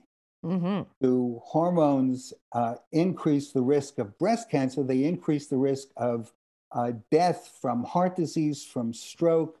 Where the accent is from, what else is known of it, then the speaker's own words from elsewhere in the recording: New York, United States; also born or lived in Boston; now in Los Angeles, United States; I'm from New York originally.